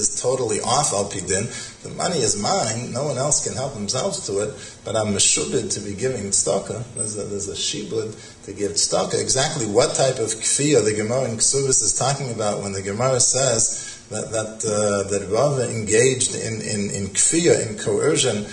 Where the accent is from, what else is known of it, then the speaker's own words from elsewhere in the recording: Boston, Massachusetts, United States; when I was growing up in Boston